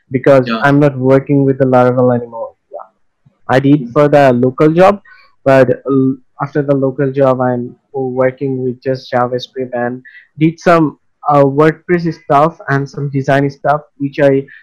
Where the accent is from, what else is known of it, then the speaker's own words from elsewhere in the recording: Bangladesh; I am a freelancer, and I am from Bangladesh.